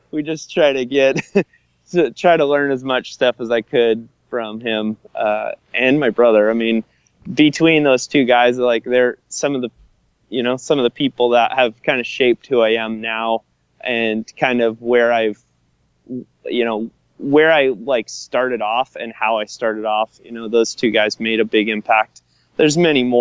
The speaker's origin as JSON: {"language": "English", "region": "Minnesota", "country": "United States", "said": "I'm from Minnesota"}